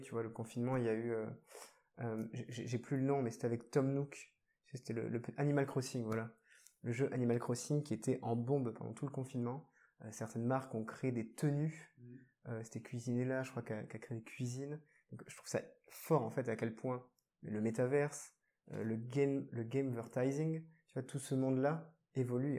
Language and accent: French; Bordeaux, Nouvelle-Aquitaine, France; je suis bordelais